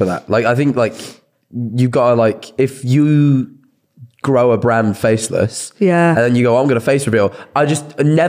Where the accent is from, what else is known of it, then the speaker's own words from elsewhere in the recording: Mansfield, East Midlands, United Kingdom; now in Brighton, United Kingdom; I'm from Mansfield.